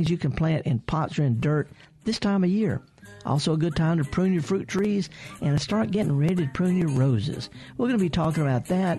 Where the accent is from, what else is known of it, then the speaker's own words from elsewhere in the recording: the Mississippi Delta, United States; I'm from the Delta, not very far from you, just south of you a little ways